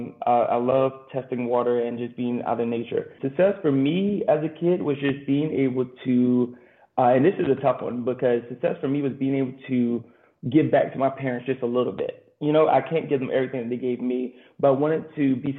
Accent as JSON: {"language": "English", "town": "Garnett", "region": "South Carolina", "country": "United States", "tie": "born or raised there", "moved": "as an adult", "said": "I grew up on Edie Hill, which is my family"}